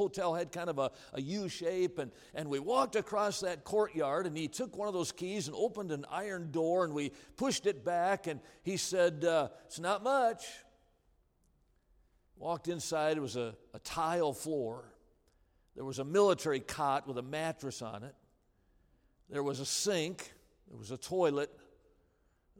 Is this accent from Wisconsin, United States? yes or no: yes; Wisconsin, United States; I'm from Wisconsin